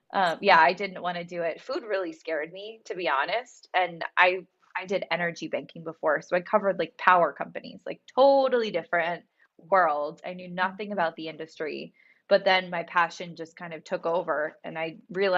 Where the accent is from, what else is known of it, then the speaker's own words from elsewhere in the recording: Pennsylvania, United States; moved away as an adult; also born or lived in Los Angeles; I'm from Pennsylvania